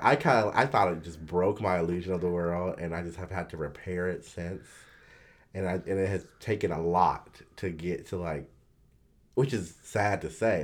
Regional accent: the South, United States; I'm from the South

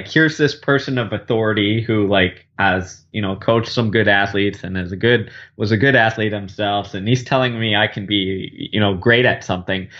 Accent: Houston, Texas, United States; I grew up in Houston, Texas, living in the heat and humidity

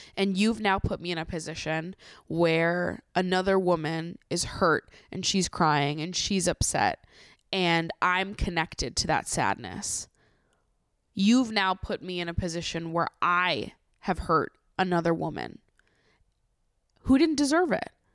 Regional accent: Massachusetts, United States; now in New York, United States; I live in New York, I grew up in Massachusetts

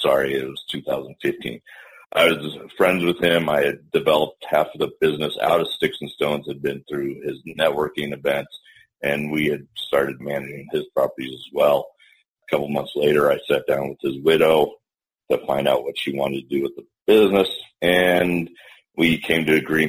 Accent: Denver, Colorado, United States; made the move back down to Denver, my hometown

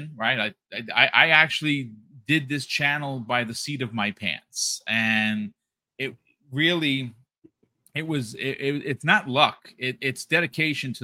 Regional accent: New York, United States; also born or lived in Bronx, New York; we're from New York.

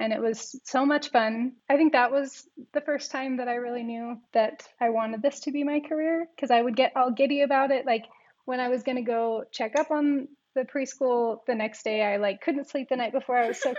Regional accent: Alaska, United States; now in Provo, United States; I grew up in Alaska, sort of, with you guys. But I also moved around a bit before that because my family was military. But now I'm in Provo, Utah

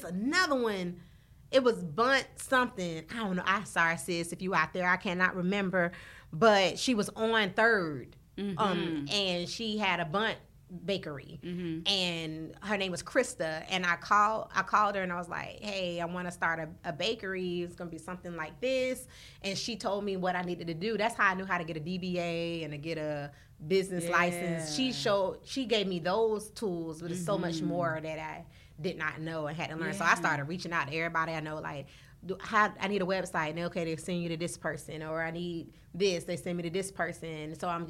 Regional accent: the South, United States; I'm from the South, so that's all I know.

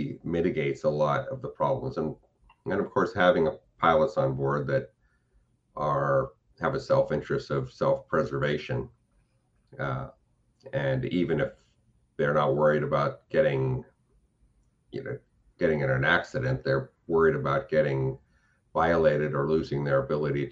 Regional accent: California, United States; moved away; also born or lived in Florida; growing up in California

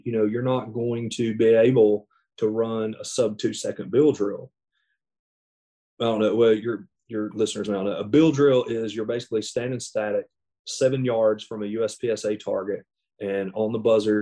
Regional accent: the South, United States; I'm from the South.

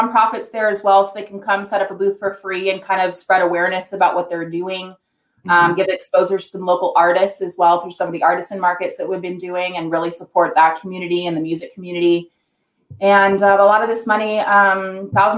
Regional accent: Orange County, California, United States; now in Colorado, United States; I lived in Orange County

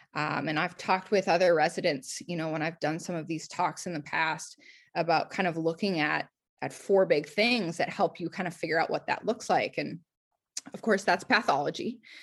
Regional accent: Circle Pines, Minnesota, United States; moved away as an adult; also born or lived in Portland / New Jersey; I'm from Circle Pines, Minnesota, which is a northern suburb of the Twin Cities.

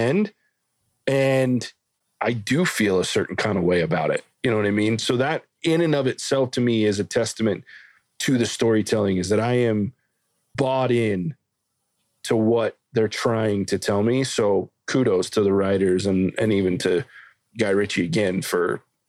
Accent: the South, United States; I'm a redneck from the South.

